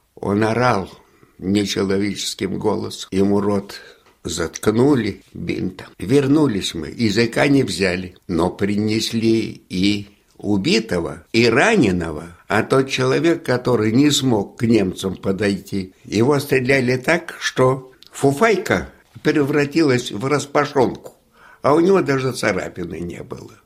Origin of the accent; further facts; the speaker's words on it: Imenitsy, Leningrad Oblast, Russia; also born or lived in Kingisepp / Brandenburg an der Havel, Germany; now in Yasny, Russia; моя деревня Именицы, где жила моя мама